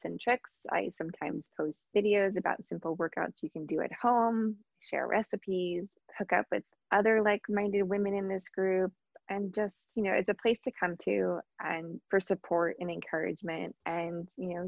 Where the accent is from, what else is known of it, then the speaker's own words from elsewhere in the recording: Long Island, New York, United States; I grew up on Long Island